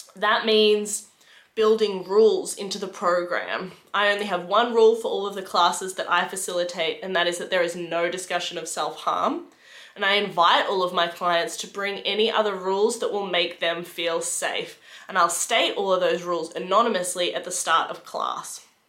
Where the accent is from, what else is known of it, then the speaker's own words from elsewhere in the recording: Geelong, Victoria, Australia; moved away as an adult; now in Melbourne, Australia; I moved to Melbourne for that job. I'm originally from Geelong.